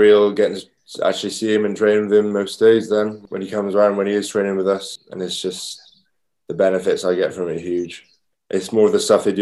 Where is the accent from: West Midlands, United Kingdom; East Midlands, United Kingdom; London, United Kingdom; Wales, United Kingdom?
Wales, United Kingdom; Swansea; I'm from Swansea, Mumbles boy. I live in the Gower area.